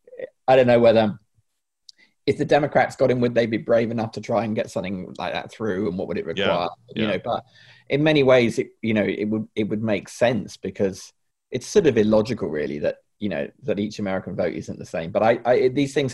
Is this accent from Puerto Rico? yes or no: no; England, United Kingdom; the English